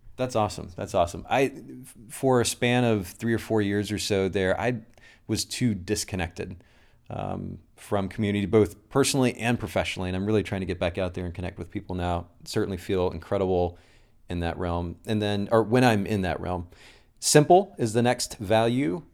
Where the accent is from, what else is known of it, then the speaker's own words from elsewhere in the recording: Kokomo, Indiana, United States; I'm originally from Kokomo, Indiana.